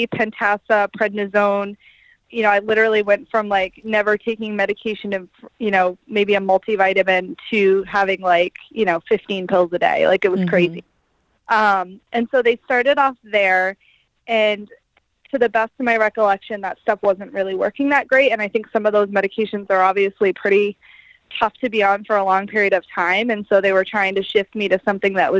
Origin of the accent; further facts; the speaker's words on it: Maine, United States; moved away; I'm from Maine. We didn't really have a lot to do up there.